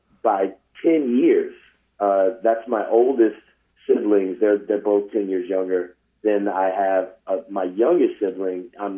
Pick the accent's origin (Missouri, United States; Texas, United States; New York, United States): Missouri, United States; St. Louis; also born or lived in Victorville, California / San Bernardino, California; I rep St. Louis constantly.